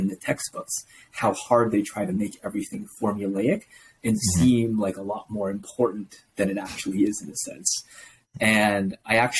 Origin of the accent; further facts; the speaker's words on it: Toronto, Ontario, Canada; I was born here in Canada in the GTA region and I grew up here, went to school here, high school here, went to university here